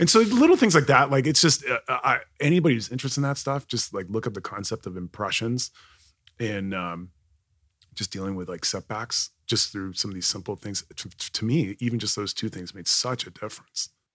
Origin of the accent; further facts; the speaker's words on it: Kuwait; now in United States; growing up in Kuwait